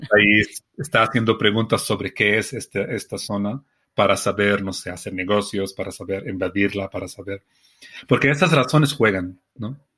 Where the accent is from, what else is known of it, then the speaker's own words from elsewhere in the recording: Palestine; Spanish is a second language; Yo no vengo del Cairo, yo vengo de Palestina, que es un país pequeño